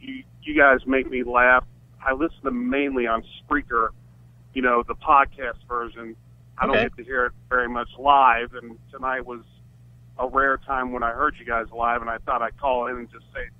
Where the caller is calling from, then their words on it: Cincinnati, Ohio, United States; I'm from Cincinnati.